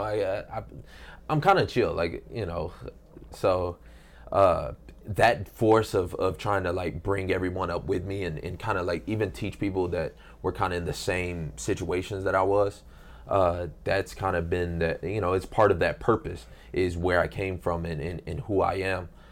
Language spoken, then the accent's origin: English; Detroit, Michigan, United States; moved away; I grew up in Detroit